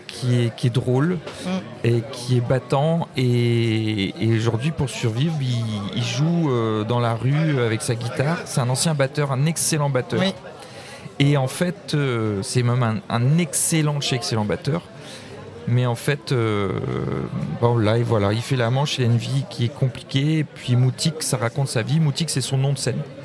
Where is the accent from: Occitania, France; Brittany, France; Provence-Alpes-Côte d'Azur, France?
Brittany, France; Brest; also born or lived in Plabennec; je suis né à Brest